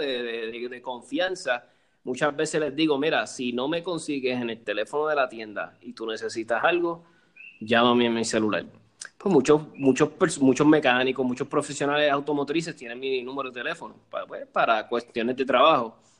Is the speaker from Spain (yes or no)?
no; Cuba; yo soy cubana